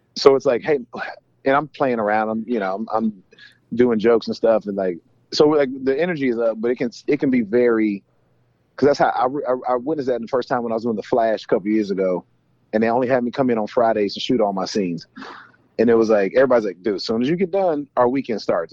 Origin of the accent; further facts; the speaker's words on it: Atlanta, Georgia, United States; now in Los Angeles, United States; I'm from Georgia. I'm from Atlanta originally